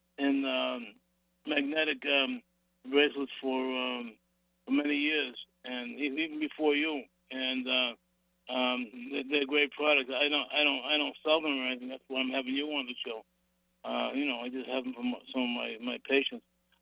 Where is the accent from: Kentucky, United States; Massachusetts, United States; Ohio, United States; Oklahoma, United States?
Massachusetts, United States; Revere; also born or lived in Medford; I'm from, as we say back home, Meffa.